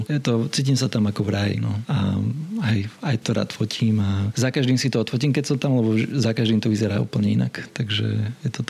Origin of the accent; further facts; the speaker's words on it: Bratislava, Bratislava Region, Slovakia; born there; Ja som sa narodil v Bratislave